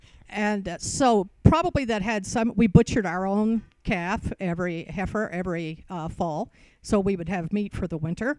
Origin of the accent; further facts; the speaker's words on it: Roswell, New Mexico, United States; born there; The fact that I was born in Roswell, notwithstanding.